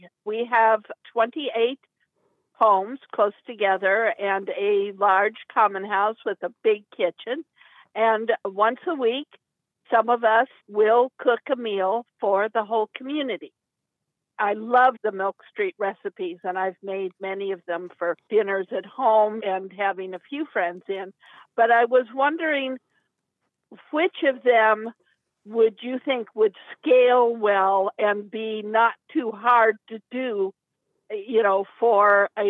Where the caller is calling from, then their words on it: Durham, North Carolina, United States; Durham, North Carolina.